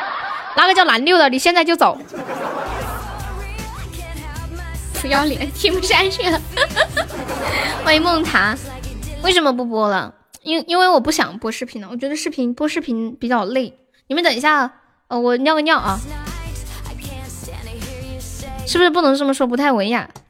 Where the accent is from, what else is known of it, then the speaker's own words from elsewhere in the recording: China; 我也是重庆的，我是重庆南充的。